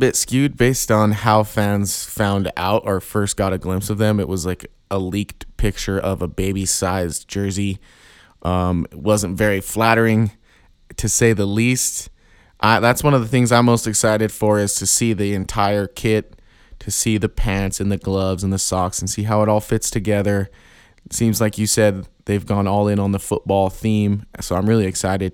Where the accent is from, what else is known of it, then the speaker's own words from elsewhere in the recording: Pueblo, Colorado, United States; I'm from Southern Colorado. I'm from a town called Pueblo